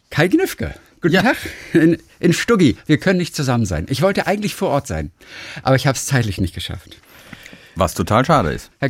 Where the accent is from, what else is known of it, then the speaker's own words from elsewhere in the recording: Northern Germany, Germany; Ich bin ja aus Norddeutschland.